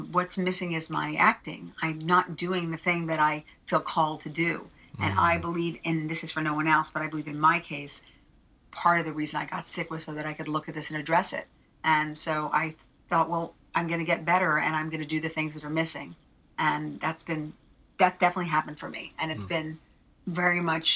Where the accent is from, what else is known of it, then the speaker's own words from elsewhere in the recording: New Jersey, United States; I'm a girl from Jersey